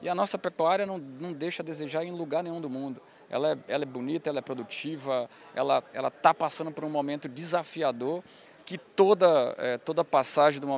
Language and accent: Portuguese; Bahia, Brazil; also born or lived in Goiás; Sou baiano.